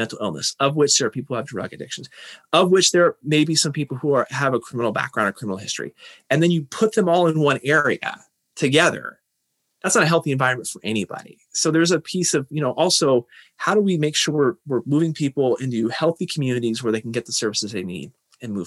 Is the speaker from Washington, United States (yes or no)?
yes; Tacoma, Washington, United States; I would stay in Tacoma